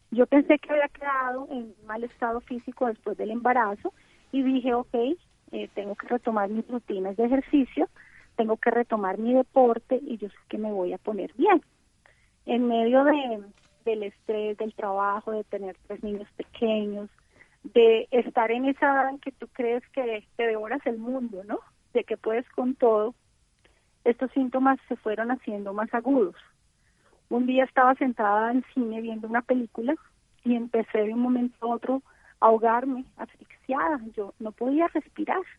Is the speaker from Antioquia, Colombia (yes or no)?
no; Cali, Valle del Cauca, Colombia; en Cali, una ciudad muy calurosa, donde jugábamos en la calle